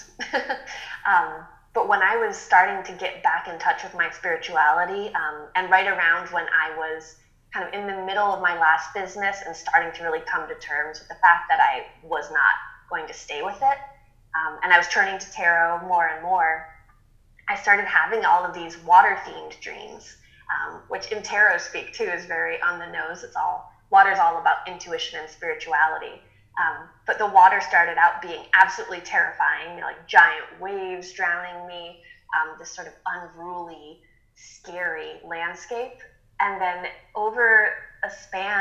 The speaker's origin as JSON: {"language": "English", "region": "Massachusetts", "country": "United States", "tie": "born or raised there", "moved": "yes", "said": "where I grew up in Massachusetts, which is in the middle of nowhere"}